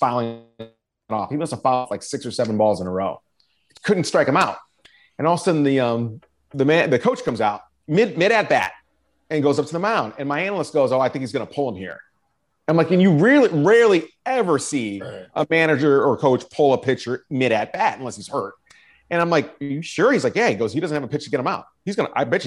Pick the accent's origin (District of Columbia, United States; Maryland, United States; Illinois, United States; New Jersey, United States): Illinois, United States; Chicago; moved away as an adult; now in Philadelphia, United States; I grew up in Chicago